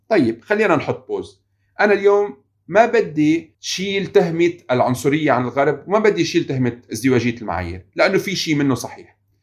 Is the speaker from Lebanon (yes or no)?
yes; Lebanon; انا مواطن لبناني